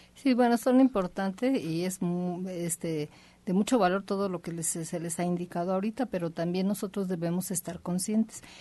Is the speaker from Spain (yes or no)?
no; Mexico; somos solo los mexicanos